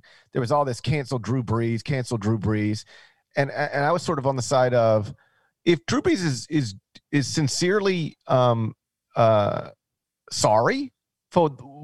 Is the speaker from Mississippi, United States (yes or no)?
yes; Mississippi, United States; My home state is open for business